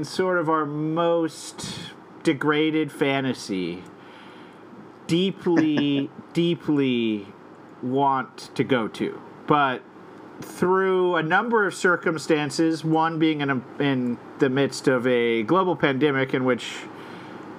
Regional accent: Albuquerque, New Mexico, United States; now in Brooklyn, United States; We're from Albuquerque.

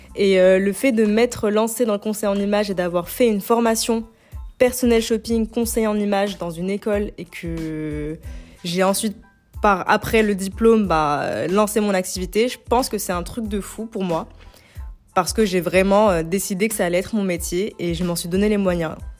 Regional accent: Algeria; moved away as an adult; now in France; je suis algérienne, je suis arrivée en France il y a 8 ans

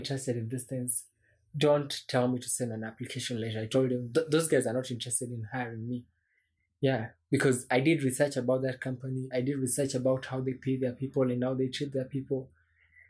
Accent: Kenya; also born or lived in Juja, Kenya; I'm technically a Kenyan.

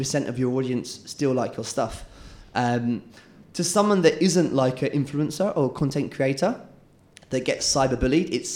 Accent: England, United Kingdom; moved away as an adult; now in Malaysia; I'm English

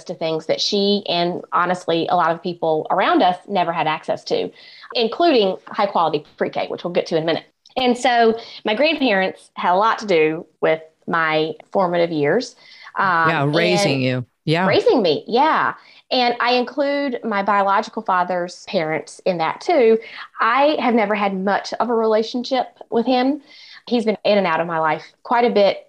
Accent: rural Eastern North Carolina, United States; accent: Southern; now in Kansas City, United States; I am originally from North Carolina, and I grew up in rural Eastern North Carolina in the middle of a tobacco field

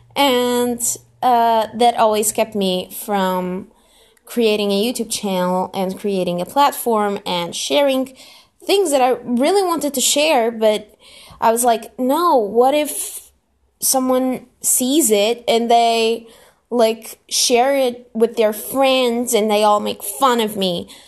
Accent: Lisbon, Portugal; I am Portuguese. Yeah, I'm from Lisbon, which is the capital

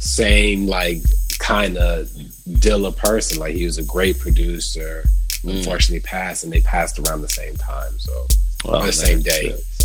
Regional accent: United States; moved away as an adult; now in United Kingdom; I am an American that lives in the UK, but it's temporary.

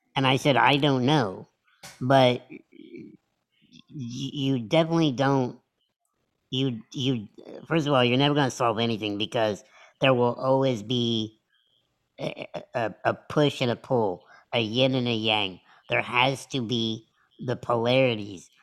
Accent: United States; I was born in America

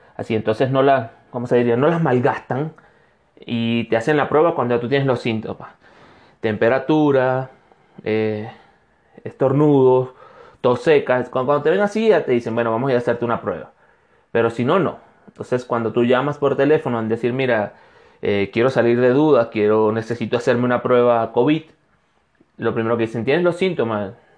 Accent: Venezuela; moved away as an adult; now in Cuenca, Ecuador; soy un venezolano de Ecuador

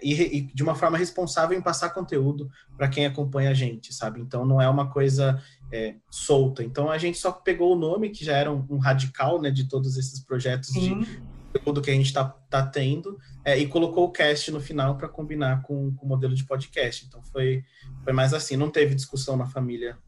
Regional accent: São Paulo, Brazil; Eu sou paulista

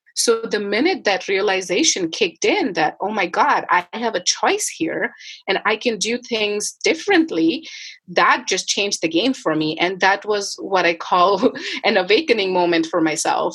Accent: India; moved away as an adult; now in Canada; I grew up in India and I moved to Canada in 2011, end of 2011

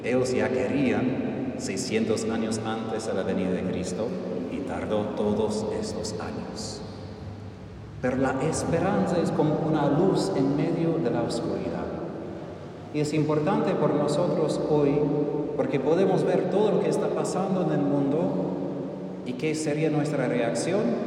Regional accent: Texas, United States; moved away; Yo soy del norte, yo soy de Texas

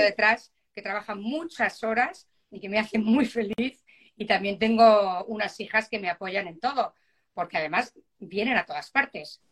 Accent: Spain; now in Miami, United States; Muchos somos españoles

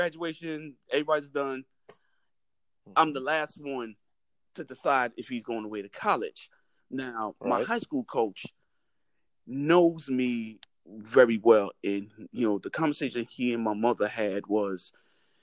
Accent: New York City, New York, United States; moved away; me growing up in New York City

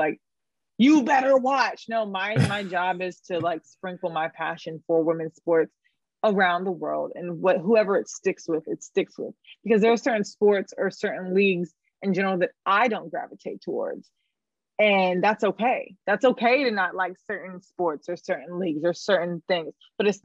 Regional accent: Raleigh, North Carolina, United States; moved away as an adult; now in New York, United States; Born and raised in Raleigh, North Carolina.

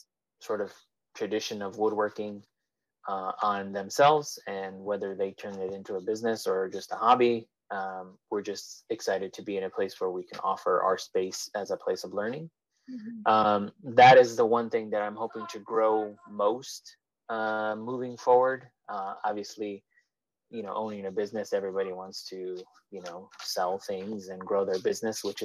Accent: Chicago, Illinois, United States; moved away as an adult; now in Erie, United States; I'm originally born and raised in Chicago

